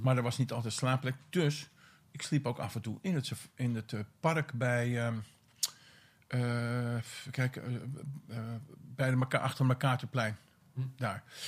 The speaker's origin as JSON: {"language": "Dutch", "town": "Vinkeveen", "region": "Utrecht", "country": "Netherlands", "tie": "born or raised there", "said": "Ik ben opgegroeid in Vinkerveen hm. Op de Bamerige Zuwe"}